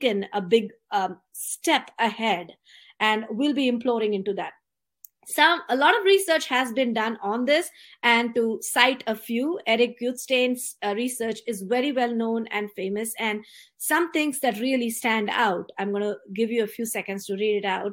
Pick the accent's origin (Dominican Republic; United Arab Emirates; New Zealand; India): India; now in San Jose, United States; I was born and brought up in India